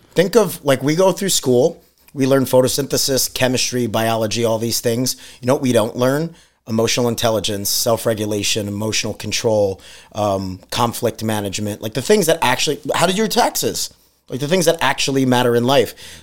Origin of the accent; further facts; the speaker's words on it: New York, United States; moved away; we're from New York